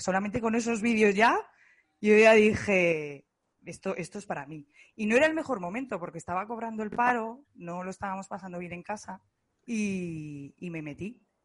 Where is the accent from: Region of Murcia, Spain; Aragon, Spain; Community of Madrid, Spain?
Aragon, Spain; Zaragoza; soy de Zaragoza